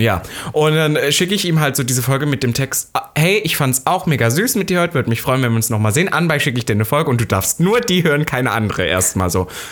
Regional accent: East Germany, Germany; Ich bin ja Ossi

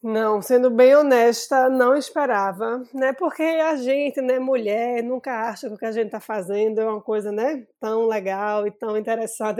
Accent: Recife, Pernambuco, Brazil; eu sou recifense, sou aqui de Pernambuco

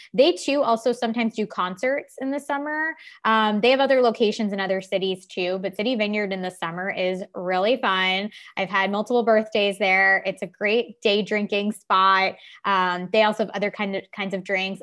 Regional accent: Long Island, New York, United States; Growing up on Long Island

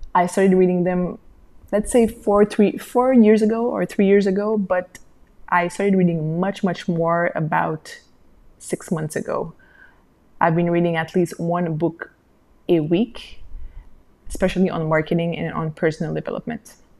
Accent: Haiti; also born or lived in Montreal, Canada; I came back to my home country and I opened a small maternity boutique with my sister

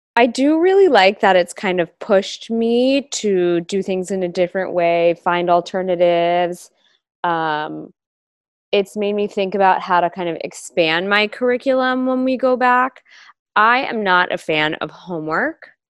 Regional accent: Los Angeles, California, United States; I was born and raised in Los Angeles

